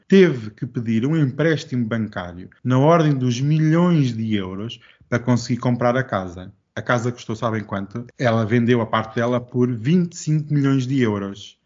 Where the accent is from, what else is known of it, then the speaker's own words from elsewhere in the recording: Portugal; eu como europeu, como português